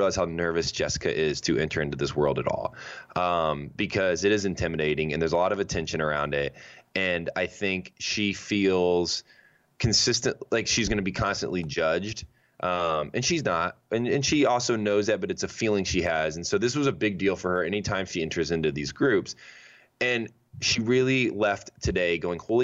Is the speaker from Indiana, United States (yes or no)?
yes; Indiana, United States; I'm from Indiana.